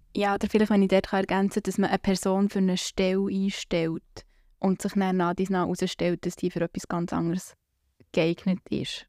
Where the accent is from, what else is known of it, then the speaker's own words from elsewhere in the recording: Bern, Switzerland; Ich komme aus der Lengasse